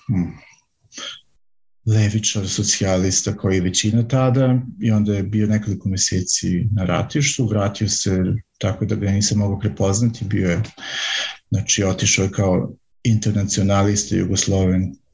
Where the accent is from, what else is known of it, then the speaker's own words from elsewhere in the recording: Vojvodina, Serbia; moved away as an adult; also born or lived in central Serbia / western Germany; now in Germany; rođen sam u manjem gradu u centralnoj Srbiji, ali sam tamo samo rođen i onda sam odrastao u Vojvodini, u nešto većem gradu mm, i tamo sam bio do neke svoje 20. godine